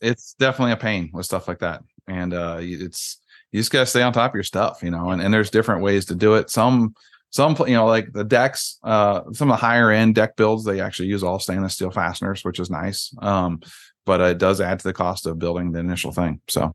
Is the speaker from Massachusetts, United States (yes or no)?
no; Iowa, United States; moved away; I'm from Iowa originally